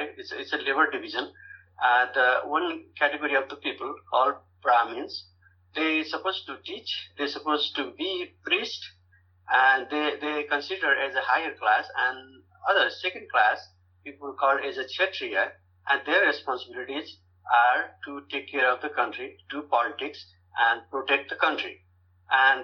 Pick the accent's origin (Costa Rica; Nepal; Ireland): Nepal; Pokhara, Gandaki Province; moved away as an adult; also born or lived in Bara district, Nepal / Sarangkot, Nepal; now in United States; I was born in Nepal, and when I was 30, I came to United States.